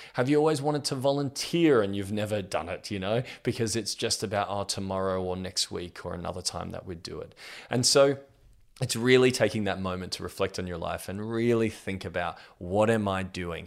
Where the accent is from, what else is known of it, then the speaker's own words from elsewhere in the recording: Australia; I'm 32 years old and I'm from Australia